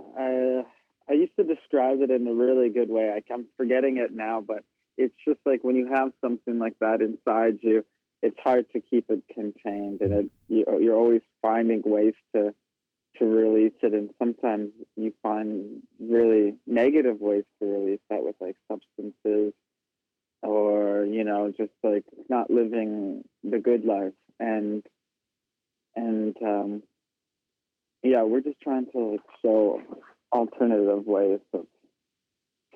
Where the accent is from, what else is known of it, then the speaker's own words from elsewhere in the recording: Winnipeg, Manitoba, Canada; also born or lived in Brokenhead Ojibway Nation, Manitoba; growing up in Winnipeg